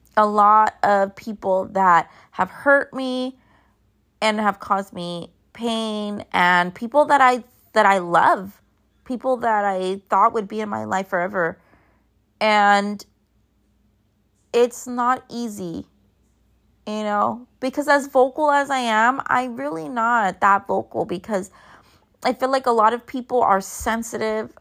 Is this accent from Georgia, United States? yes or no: no; Los Angeles, California, United States; a Mexican-American, Chicana, born and raised in East Los Angeles